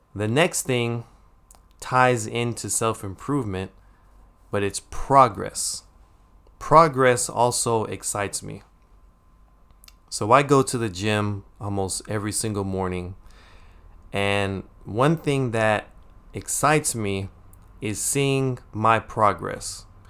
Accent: United States; when we were younger, growing up in America

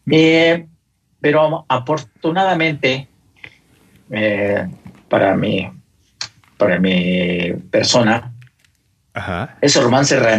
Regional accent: Mexico City, Mexico; soy originario de la Ciudad de México, eh, del, barrio Bravo de Tacuaya. Y ahí iniciaron precisamente mis inicios, mi romance, mi largo romance con la moto.

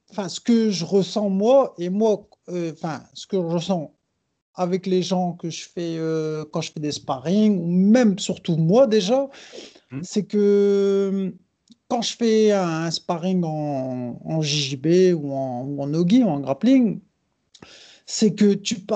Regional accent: Brazil; je suis brésilien

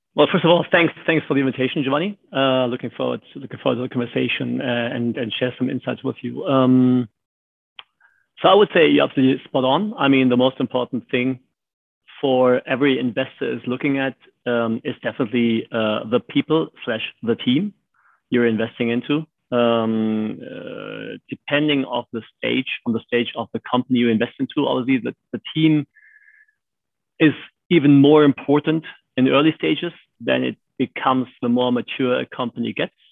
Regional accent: Germany; born and raised in Germany.

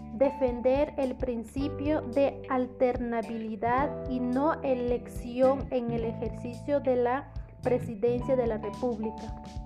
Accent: Guatemala; como ciudadano guatemalteco

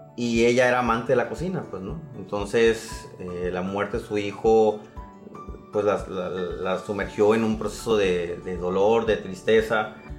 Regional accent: San Pedro de la Cueva, Sonora, Mexico; mi pueblo, a la capital del mundo, como digo, San Pedro de la Cueva

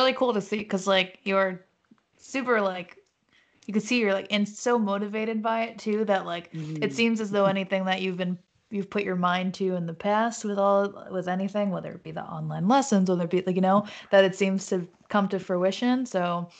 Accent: New York, United States; I'm from New York.

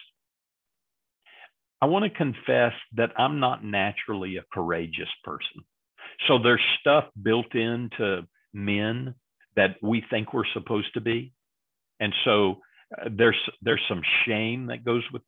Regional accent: Texas, United States; I grew up in Texas and we're supposed to be nice all the time here in Texas

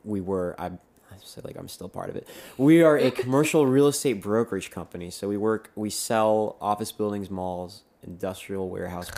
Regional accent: Atlanta, Georgia, United States; moved away as an adult; I'm from Atlanta

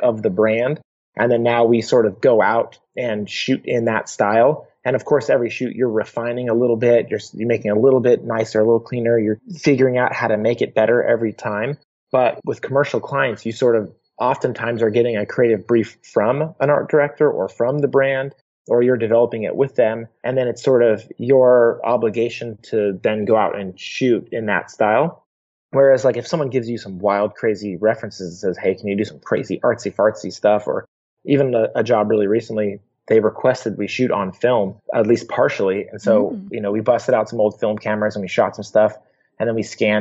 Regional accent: Portland, Oregon, United States; I grew up in Portland, Oregon

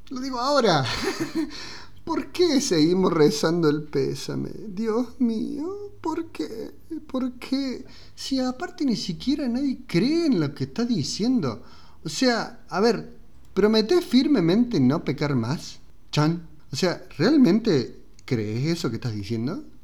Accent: Córdoba, Argentina; nosotros somos de Argentina, de Córdoba, yo escucho confesiones en Córdoba

